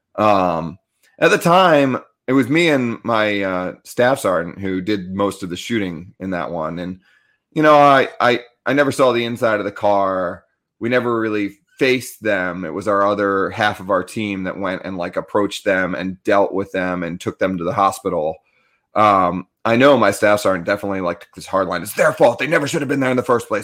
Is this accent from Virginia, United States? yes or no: no; Annapolis, Maryland, United States; like, right outside the Naval Academy